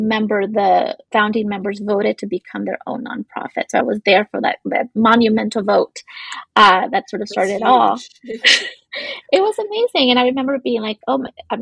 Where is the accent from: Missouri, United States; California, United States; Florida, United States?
California, United States; Los Angeles; I grew up in East LA, Boyle Heights area